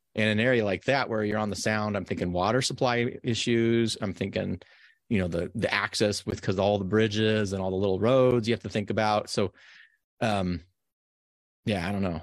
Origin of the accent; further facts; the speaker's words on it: Nevada, United States; moved away; also born or lived in San Diego; I grew up in Nevada